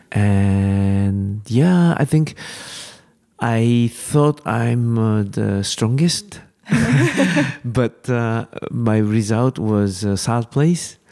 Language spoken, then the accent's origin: English; Japan; English is a second language; Japanese climber, we are far from European climbing scene.